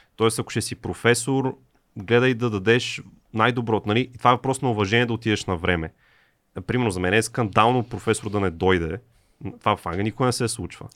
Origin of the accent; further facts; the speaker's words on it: Bulgaria; also born or lived in England; средното образование, mm. което получих в България